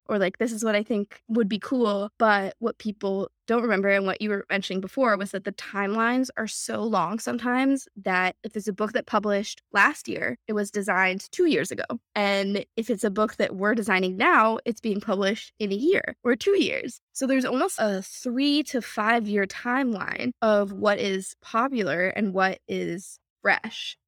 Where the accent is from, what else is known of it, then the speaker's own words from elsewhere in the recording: Houston, Texas, United States; moved away as an adult; now in New York, United States; we grew up in Texas, Texas public school system